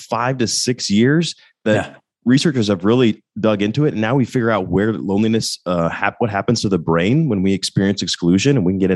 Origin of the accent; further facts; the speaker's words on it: Littleton, Colorado, United States; moved away as an adult; also born or lived in Oxford, Ohio; now in Atlanta, United States; I grew up in Denver, Colorado, actually Littleton, right outside Denver